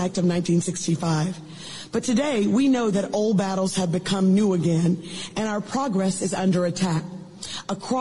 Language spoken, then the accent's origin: English; Alabama, United States; born or raised there